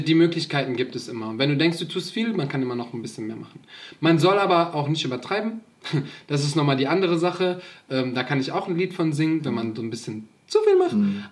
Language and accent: German; Hachenburg, Rhineland-Palatinate, Germany; mein Zug nicht mehr nach Hachenburg fährt, wo ich herkomme